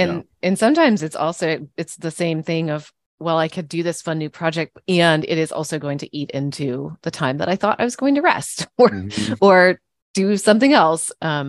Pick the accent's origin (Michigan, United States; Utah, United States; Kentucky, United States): Kentucky, United States; I grew up in Kentucky, and, you know, college basketball there is like, life.